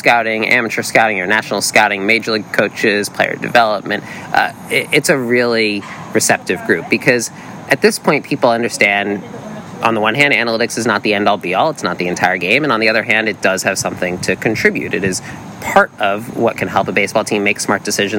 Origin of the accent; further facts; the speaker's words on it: East Coast, United States; growing up on the East Coast